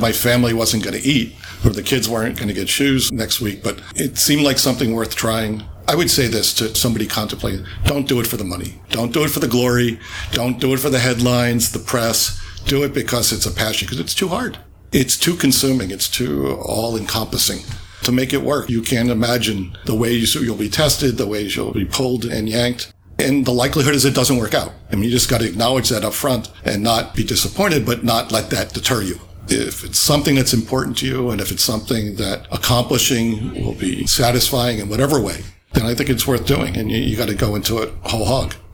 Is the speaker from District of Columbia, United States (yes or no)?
no; coastal New Jersey, United States; moved away as an adult; also born or lived in California; I was from central Jersey, coastal New Jersey